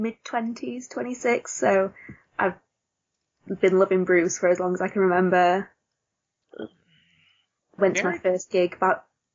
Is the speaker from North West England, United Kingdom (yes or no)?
no; Yorkshire and the Humber, United Kingdom; I grew up literally about 10 minutes outside of Sheffield, just in a little village in between Sheffield and the Peak District.